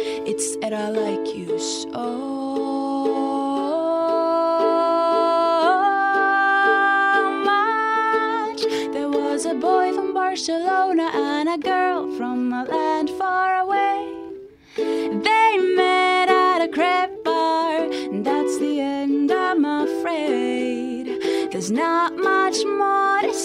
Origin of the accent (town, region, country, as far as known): Finland; English is a second language